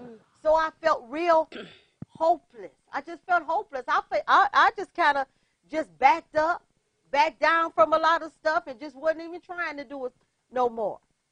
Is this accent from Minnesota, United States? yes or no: no; Detroit, Michigan, United States; I came from Detroit. And over the city of Detroit was a spirit of hopelessness.